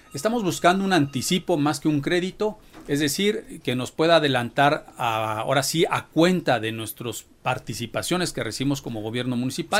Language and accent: Spanish; Puebla, Mexico; como muchos poblanos